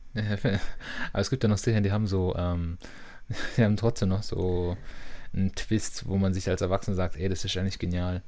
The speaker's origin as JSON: {"language": "German", "town": "Stuttgart", "region": "Baden-Württemberg", "country": "Germany", "said": "Das ist vielleicht auch so ein Dorf, in Anführungszeichen Dorfkind, so als Stuttgarter"}